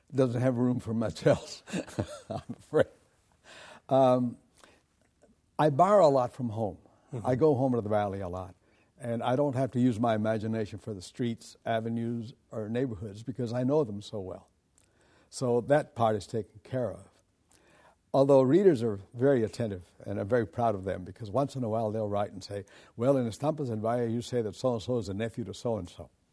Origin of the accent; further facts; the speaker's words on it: United States; I am an American